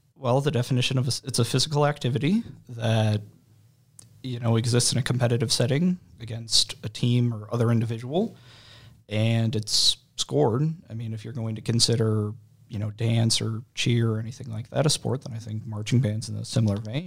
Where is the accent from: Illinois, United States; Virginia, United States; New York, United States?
Illinois, United States; Waterloo; now in Collinsville, United States; I am, I guess, originally from Monroe County. Uh, parents are Dad went to Waterloo, my mom went to Jubbo. I lived in Waterloo until, uh, two thousand